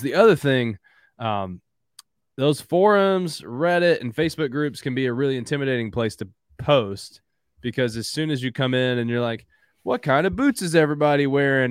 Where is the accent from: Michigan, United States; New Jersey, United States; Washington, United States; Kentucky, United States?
Kentucky, United States; Southeastern; also born or lived in Louisville, Kentucky / Tennessee; born and raised in Southeastern Kentucky, currently live in Louisville.